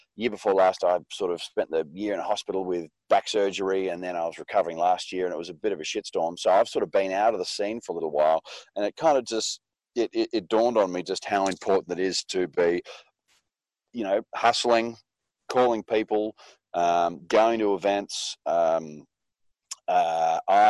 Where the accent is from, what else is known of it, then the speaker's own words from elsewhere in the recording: Western District of Victoria, Australia; up on a sheep and crop farm in the Western District of Victoria, about 3,000 acres